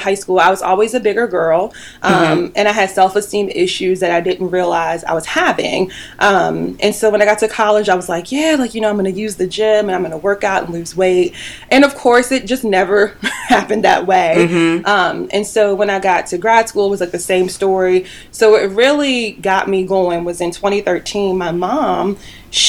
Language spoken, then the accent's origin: English; Charlottesville, Virginia, United States; moved away as an adult; I am from Charlottesville, Virginia. And so I was born and raised here